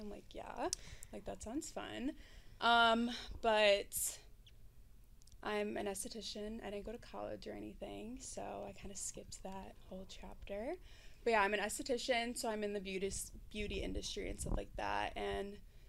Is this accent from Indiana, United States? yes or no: yes; Indiana, United States; born there; So, pretty much, I was born here in Indiana.